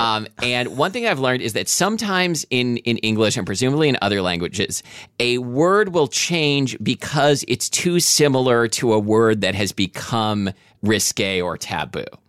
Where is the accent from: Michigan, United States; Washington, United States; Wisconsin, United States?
Washington, United States; we're from Washington